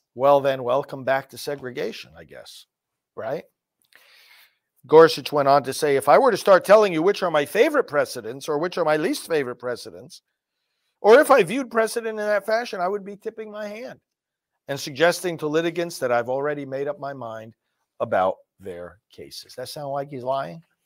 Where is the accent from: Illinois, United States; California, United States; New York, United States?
New York, United States; moved away; New York, my original, uh, place of residence, my home state